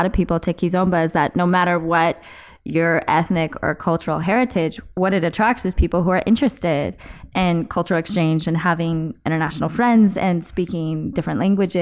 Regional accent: Northern California, United States; I grew up in Northern California

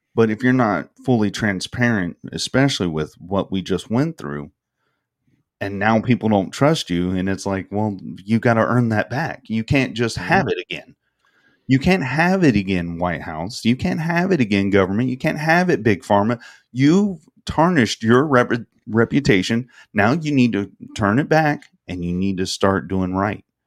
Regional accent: the South, United States; I'm from the South. We love our sweet tea.

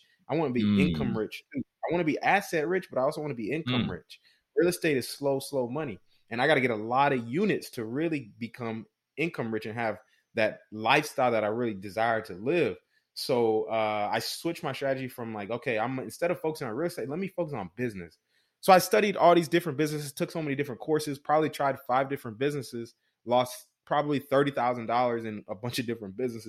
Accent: Houston, Texas, United States; moved away as an adult; now in San Antonio, United States; I'm from Houston and currently out here in San Antonio, Texas. But I moved out here when I was, you know, about 18 years old.

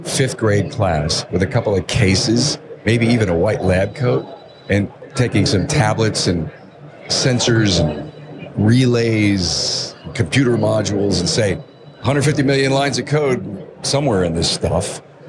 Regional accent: East Coast, United States; I'm from the East Coast.

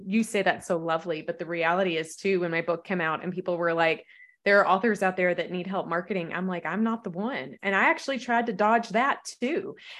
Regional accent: the South, United States; I'm a Southerner. So we have, you know, really interesting phrases down here.

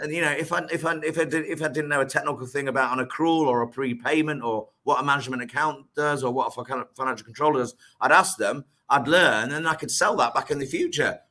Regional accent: Lincolnshire, East Midlands, United Kingdom; moved away as an adult; also born or lived in Leicestershire / Manchester; I was born born in Leicestershire. Right. Um, and then and then um, my parents moved to, to, to Lincolnshire. So I went to school in in, in, in Lincolnshire

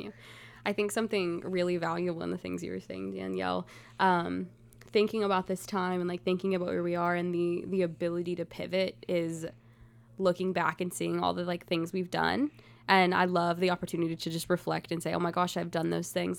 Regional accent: Gladeville, Tennessee, United States; also born or lived in Mount Juliet, Tennessee; I'm from a tiny town called Gladeville, Tennessee

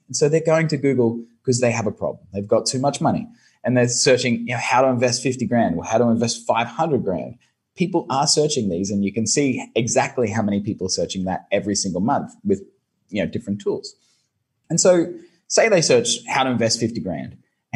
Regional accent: Brisbane, Queensland, Australia; moved away as an adult; now in Ho Chi Minh City, Vietnam; I'm here in Saigon in Vietnam, but originally from Brisbane, Australia.

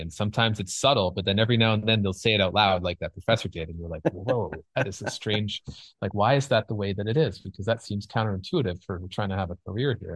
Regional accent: Canada; moved away as an adult; now in Los Angeles, United States; I'm Canadian

